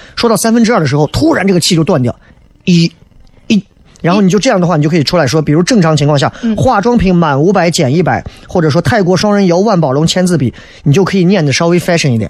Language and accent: Chinese; Xi'an, Shaanxi, China; 这可能跟我们的历史绵长有关系，就很多西安人骨子里头